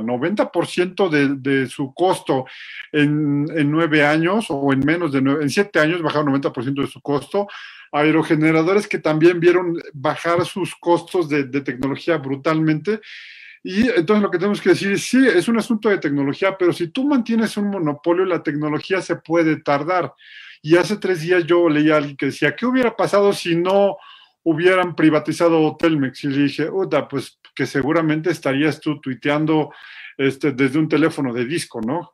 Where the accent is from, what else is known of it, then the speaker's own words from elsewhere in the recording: Mexico; yo estudié tres años de mi primaria en una escuela de petróleos mexicanos